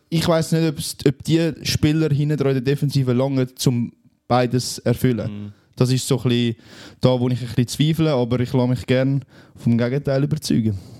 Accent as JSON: {"language": "German", "country": "Switzerland", "said": "bei uns in der Schweiz"}